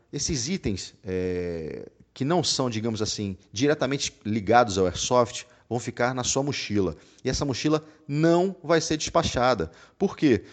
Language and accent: Portuguese; Rio de Janeiro, Brazil; now in Salvador, Brazil; No Rio, putz, eu sou carioca, eu morava lá